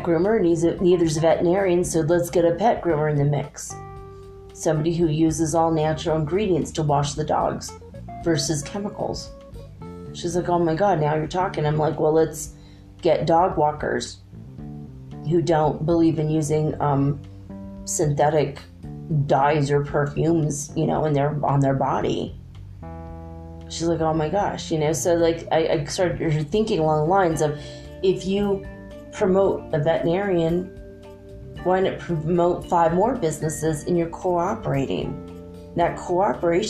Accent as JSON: {"language": "English", "country": "United States", "said": "I'm an American"}